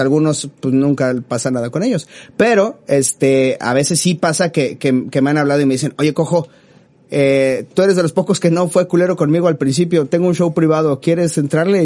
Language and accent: Spanish; Mexico City, Mexico; uno como chilango